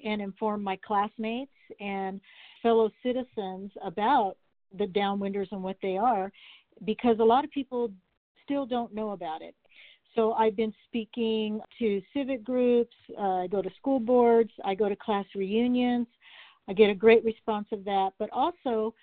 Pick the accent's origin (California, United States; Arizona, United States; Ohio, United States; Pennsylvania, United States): Arizona, United States; Flagstaff; also born or lived in Winslow, Arizona / Prescott, Arizona; I am a native Arizonan. I was born in Winslow and I grew up in Flagstaff and Prescott